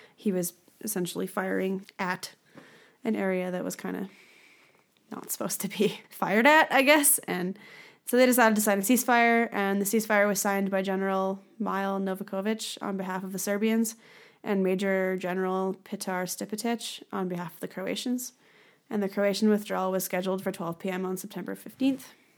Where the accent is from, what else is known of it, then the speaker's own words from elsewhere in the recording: Canada; we are Canadian